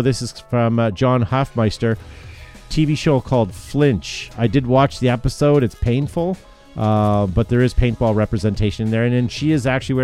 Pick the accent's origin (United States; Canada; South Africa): Canada; we're Canadian